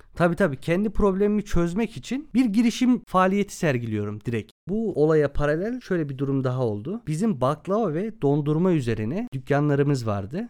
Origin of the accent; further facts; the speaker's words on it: Çorum Province, Turkey; also born or lived in Adana; 16 Şubat 1995'te Çorum'da doğdum